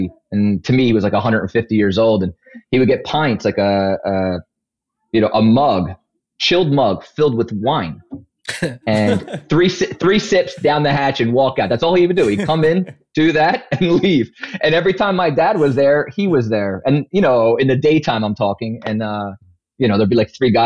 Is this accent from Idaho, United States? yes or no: no; Philadelphia, Pennsylvania, United States; I grew up in Overbrook in a section of West Philadelphia